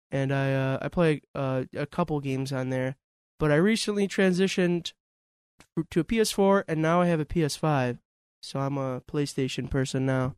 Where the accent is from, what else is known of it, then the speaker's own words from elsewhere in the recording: North Tonawanda area, New York, United States; I actually am from around here.